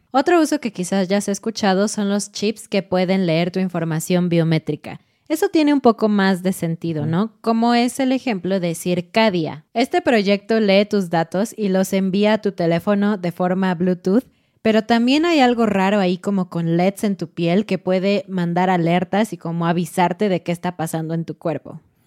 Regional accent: Mexico; como somos mexicanos, como estamos estudiando español mexicano

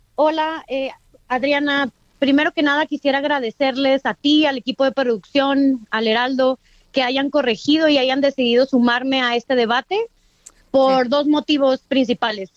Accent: Mexico City, Mexico; soy una morra chilanga

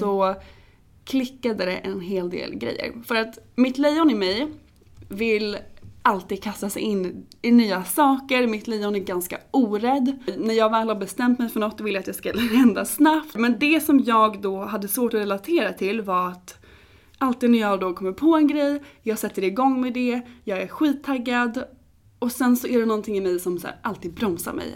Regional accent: Åby, Östergötland, Sweden; moved away as an adult; also born or lived in New York; now in Stockholm, Sweden; Och jag är från början från Norrköping. Jag eh, växte upp utanför Norrköping i en liten by som heter Åby med min familj

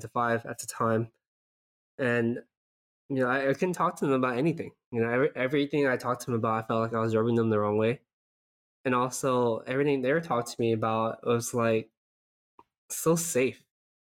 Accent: Southern California, United States; moved away as an adult; now in San Francisco Bay Area, United States; as a SoCal person, I was born and raised in SoCal, I never felt like I belong here.

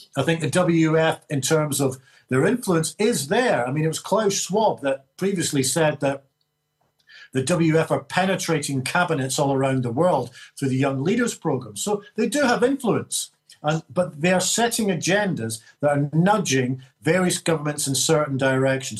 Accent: Scotland, United Kingdom; I feel proud about being a Scot

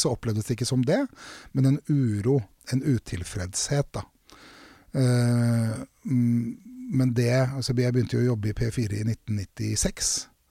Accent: Drammen, Buskerud, Norway; jeg er fra Konnerud i Drammen

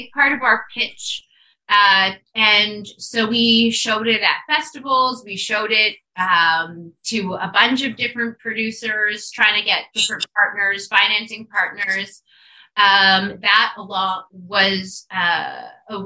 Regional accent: Igloolik, Nunavut, Canada; growing up in Nunavut

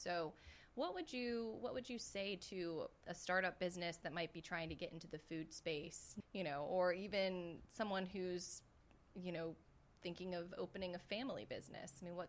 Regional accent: Pittsburgh, Pennsylvania, United States; now in Jefferson Parish, United States; I'm originally from Pittsburgh, Pennsylvania

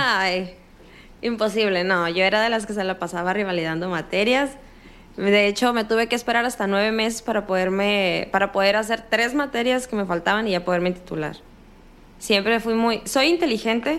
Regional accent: northern Mexico, Mexico; accent: norteño

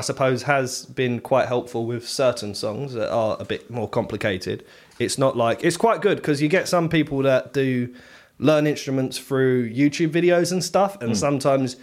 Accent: Canvey Island, East of England, United Kingdom; I'm from Canvey Island, born and raised.

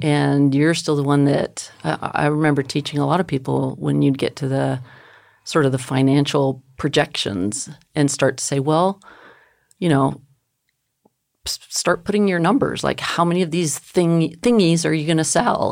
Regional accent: El Paso, Texas, United States; I grew up in El Paso

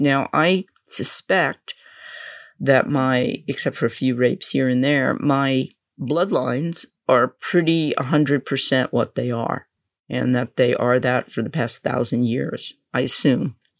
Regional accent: New York, United States; I'm from New York

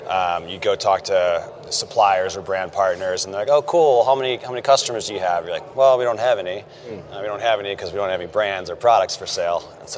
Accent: Cleveland, Ohio, United States; moved away as an adult; also born or lived in Philadelphia / New York; now in San Francisco, United States; I grew up in Cleveland, Ohio. Went to school at on the East Coast at Villanova.

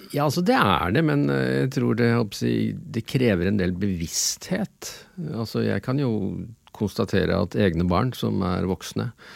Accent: Innlandet, Norway; Jeg er enebarn fra Innlandet.

